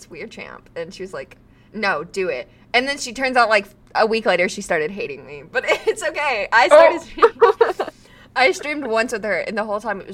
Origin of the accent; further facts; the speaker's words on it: United States; I'm American